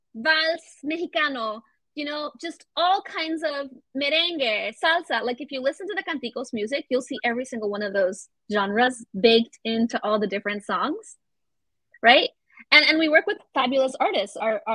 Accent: Florida, United States; also born or lived in Venezuela; I grew up in Florida a chunk of my life. So Disney World was like, or I was all the time. And I was like, I don't have anything Latino. I always wondered, you know? And then when I went to live in Venezuela

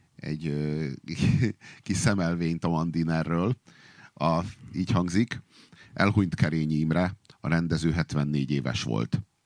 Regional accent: Budapest, Hungary; budapesti vagyok, és mert itt élek, amióta élek

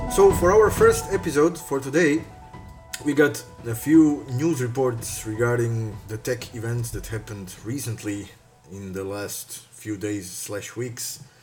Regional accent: Croatia; moved away as an adult; also born or lived in Zagreb; now in Luxembourg; I'm coming from Croatia, but right now I am based in Luxembourg

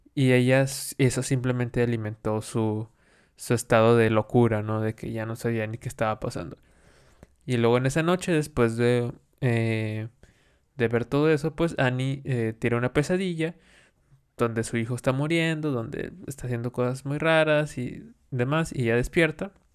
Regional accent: Mexico; nosotros celebramos, como mexicanos

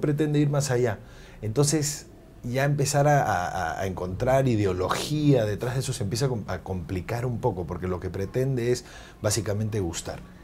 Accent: Peru; somos los mismos peruanos

